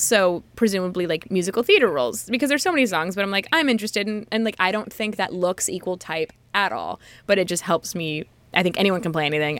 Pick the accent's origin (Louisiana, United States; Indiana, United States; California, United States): California, United States; I am from California